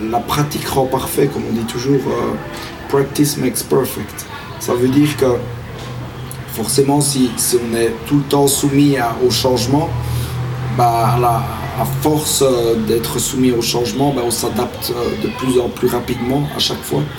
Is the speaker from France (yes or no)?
no; Belgium; now in Spain; Je suis en Espagne, je viens de Belgique, j'ai vécu en Australie, en Nouvelle-Zélande, en Belgique, en Irlande, à Malte et en Espagne.